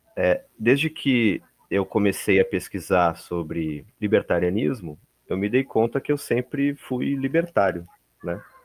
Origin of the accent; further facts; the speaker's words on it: Porto Alegre, Rio Grande do Sul, Brazil; eu sou de Porto Alegre, Rio Grande do Sul